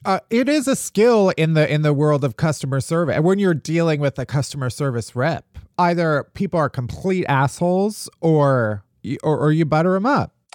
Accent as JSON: {"language": "English", "area": "outside of Chicago", "region": "Illinois", "country": "United States", "said": "I'm from outside of Chicago"}